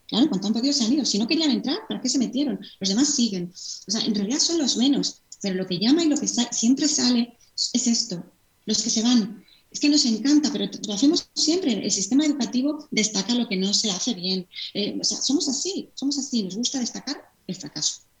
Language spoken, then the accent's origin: Spanish; Madrid, Community of Madrid, Spain; moved away as an adult; now in La Rioja, Spain; yo soy de Madrid, ahora vivo en La Rioja